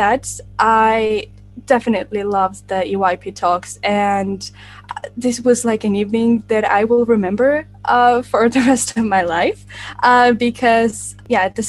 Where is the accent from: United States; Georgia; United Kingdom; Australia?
Georgia; Tbilisi; I am from Georgia, Tbilisi, which is the capital city of our country.